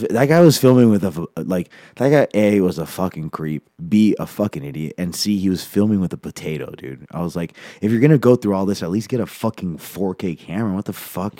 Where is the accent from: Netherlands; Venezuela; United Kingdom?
Venezuela; now in Denver, United States; I'm from Venezuela